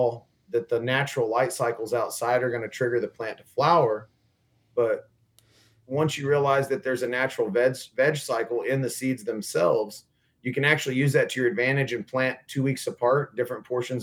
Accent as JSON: {"language": "English", "region": "West Texas", "country": "United States", "moved": "yes", "said": "So I'm from West Texas"}